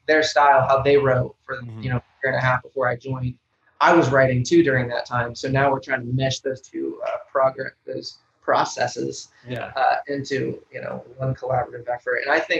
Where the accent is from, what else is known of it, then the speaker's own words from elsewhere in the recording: Grove City, Pennsylvania, United States; now in Nashville, United States; I'm from Pittsburgh, kind of. Not even from Pittsburgh. I'm actually from a small town. Shout out to Grove City if anyone from there is listening to this. But I'm from a real small town